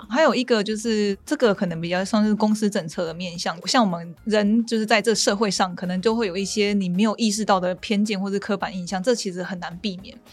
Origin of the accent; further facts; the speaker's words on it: Taiwan; 我们台湾这边